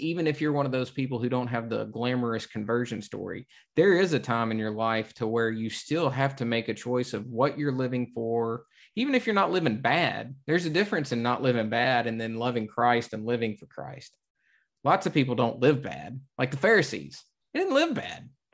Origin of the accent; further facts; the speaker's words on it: the South, United States; growing up in the South